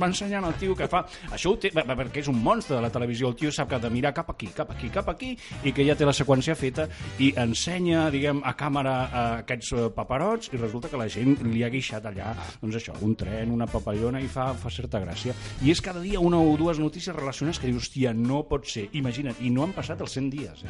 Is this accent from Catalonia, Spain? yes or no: yes; Catalonia, Spain; sóc català